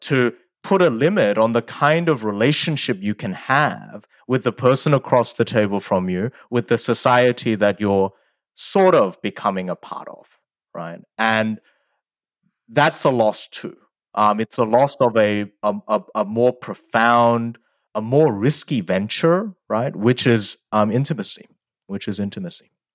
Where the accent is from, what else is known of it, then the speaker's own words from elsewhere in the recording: Sydney, New South Wales, Australia; English is a second language; also born or lived in South Korea; I moved when I was eight from South Korea to Australia, and I didn't speak English at the time